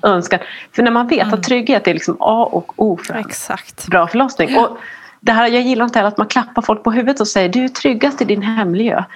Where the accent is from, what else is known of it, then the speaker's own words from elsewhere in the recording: Norrland, Sweden; norrländsk och svensk